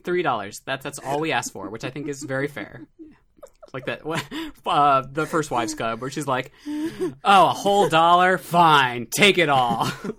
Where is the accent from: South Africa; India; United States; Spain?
United States; Midwest; Growing up in the Midwest, like, it was